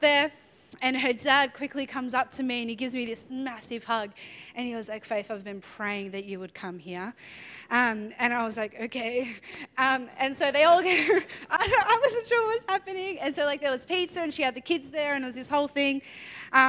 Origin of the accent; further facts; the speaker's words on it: Melbourne, Victoria, Australia; I'm from Melbourne